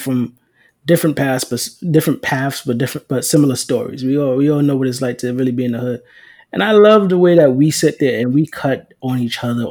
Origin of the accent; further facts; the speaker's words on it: New York City, New York, United States; I grew up in the Bronx